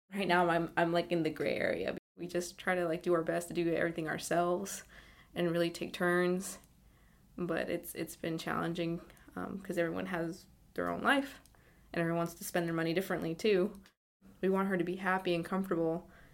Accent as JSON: {"language": "English", "area": "East Bay", "region": "California", "country": "United States", "said": "I'm from the East Bay in California"}